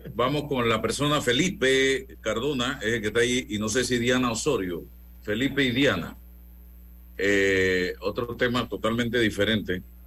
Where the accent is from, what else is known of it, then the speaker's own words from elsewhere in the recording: Panama; como panameño